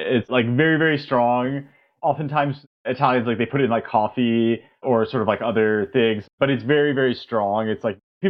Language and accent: English; New York, United States; moved away as an adult; also born or lived in St. Louis, United States / Italy; now in San Francisco, United States; I grew up on the East Coast, actually, in New York. My father is Italian, lives in Italy. So my family growing up would spend a lot of time there. Italy has also been sort of an important part of my background. I grew up in New York